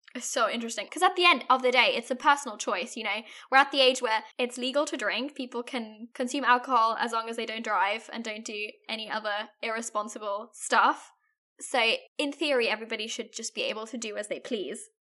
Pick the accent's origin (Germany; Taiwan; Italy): Germany; I'm from Germany